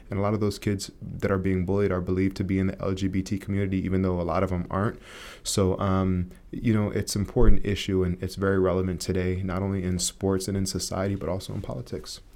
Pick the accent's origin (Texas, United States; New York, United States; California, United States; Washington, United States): California, United States; Santa Cruz; growing up in Santa Cruz, California